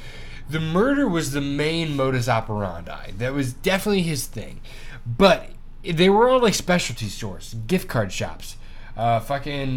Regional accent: Muncie, Indiana, United States; I grew up in Muncie, Indiana, the 765

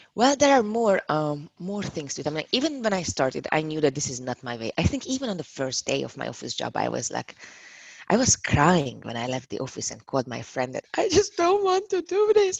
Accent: Hungary; moved away as an adult; now in Prague, Czechia; I'm from Hungary. I moved here to Prague about five and a half years ago

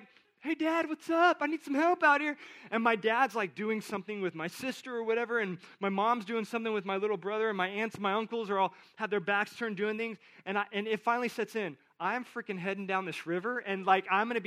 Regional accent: South Texas, United States; I grew up in South Texas.

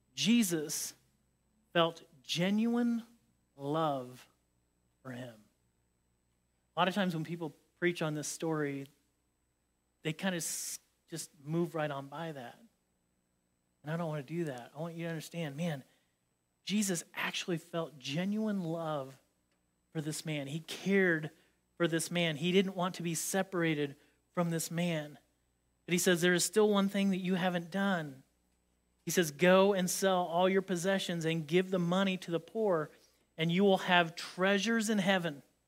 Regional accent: Indiana, United States; I grew up in Indiana

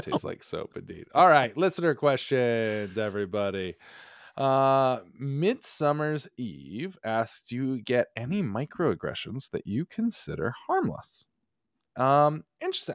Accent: Connecticut, United States; moved away as an adult; also born or lived in New York; growing up in New England

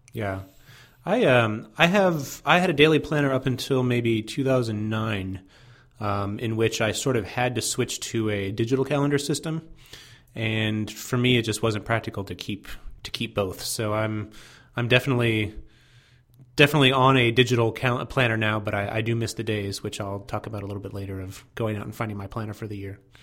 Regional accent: Fort Wayne, Indiana, United States; I grew up in Fort Wayne, Indiana

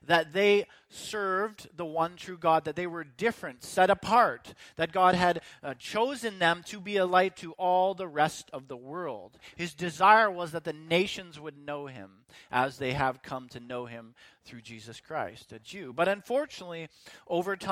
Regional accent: Canada; my citizenship to Canada

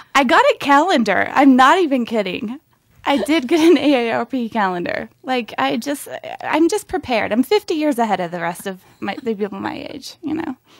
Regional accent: Montana, United States; moved away; I'm from Montana originally, and I was, I shudder when I say it, I was homeschooled

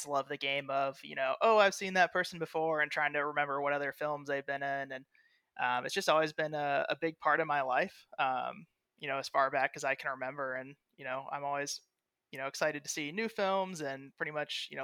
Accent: Indianapolis, Indiana, United States; I am from Indianapolis, Indiana

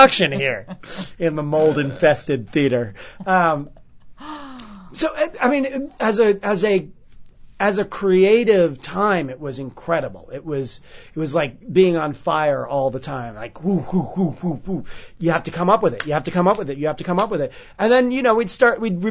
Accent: New York, United States; born or raised there

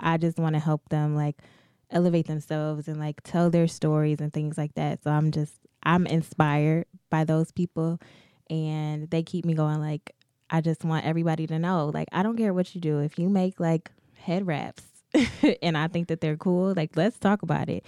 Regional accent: Detroit, Michigan, United States; in Detroit, it's just, I've grown up here my whole life, lived here, like, went through D P S, preschool through twelfth grade

